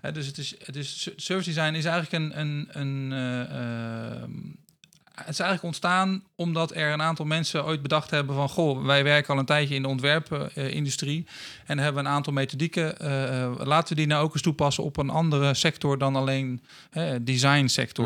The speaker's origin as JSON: {"language": "Dutch", "town": "Rotterdam", "region": "South Holland", "country": "Netherlands", "tie": "born or raised there", "also_born_or_lived": "Assen / Leeuwarden", "moved": "as an adult", "lives_now": "Friesland, Netherlands", "said": "ik ben eh, geboren in Assen. Maar ik ben getogen in Rotterdam. Ehm, dus ik ben een eh, Rotterdammer die eh, verdwaald is geraakt in, in het mooie Friesland."}